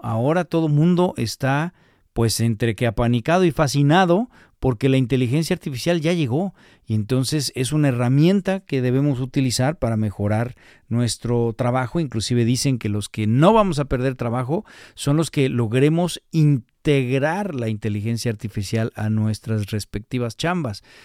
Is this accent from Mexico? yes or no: yes; Mexico; nosotros como latinos o como mexicanos